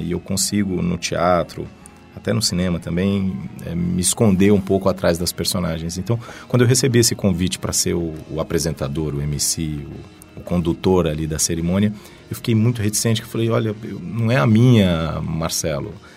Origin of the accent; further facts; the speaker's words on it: Goiânia, Goiás, Brazil; moved away as an adult; now in São Paulo, Brazil; venho de Goiânia, né, capital de Goiás, até fiquei lá até os meus 18 anos